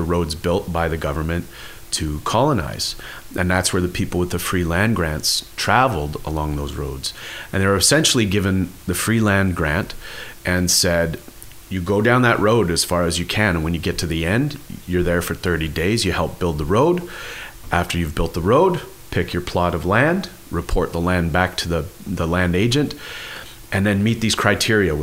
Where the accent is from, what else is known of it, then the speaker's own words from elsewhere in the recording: a reserve near Kenora, Ontario, Canada; They were in my hometown on my reserve, and there's a colonization road, it's called that, that runs on my reserve from our old burial ground site all the way along the river out towards Kenora.